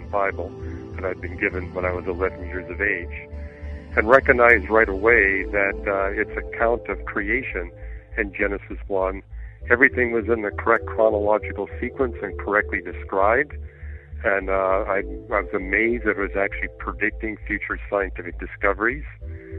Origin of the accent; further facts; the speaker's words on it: Canada; moved away as an adult; I grew up in Canada. I was born, raised, and educated there